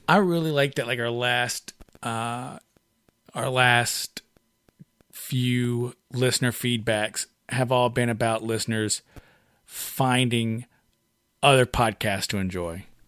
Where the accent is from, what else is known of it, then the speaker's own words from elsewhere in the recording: United States; we're Americans